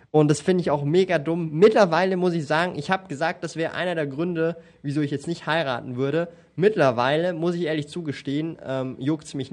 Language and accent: German; Zurich, Switzerland; ich bin aufgewachsen in Zürich und ich habe es hab's gesehen.